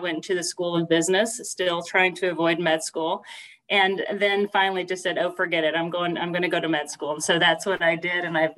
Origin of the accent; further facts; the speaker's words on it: Fayetteville, Arkansas, United States; also born or lived in Kansas / Wyoming / North Carolina; I was born in Kansas, but have lived in Wyoming a couple of times, North Carolina, and Arkansas. Most of my younger years were probably spent in Arkansas. So that is what I call home, is Northwest Arkansas around Fayetteville.